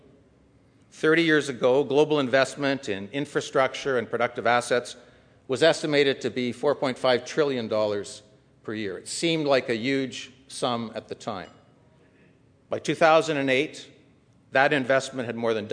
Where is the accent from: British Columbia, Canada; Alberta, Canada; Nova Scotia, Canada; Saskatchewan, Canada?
Alberta, Canada; Calgary; my hometown of Calgary